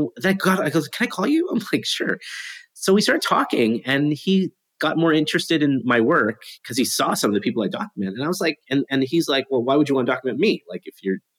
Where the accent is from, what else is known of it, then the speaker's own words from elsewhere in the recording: Canada; I'm from Canada.